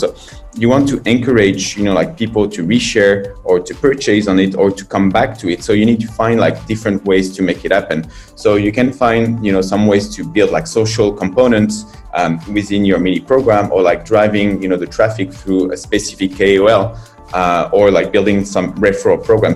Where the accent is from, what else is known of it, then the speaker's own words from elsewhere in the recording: France; moved away as an adult; now in China; I'm from France